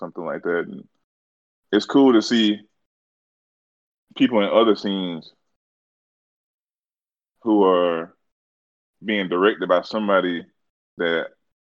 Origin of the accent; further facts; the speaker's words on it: Alabama, United States; my home state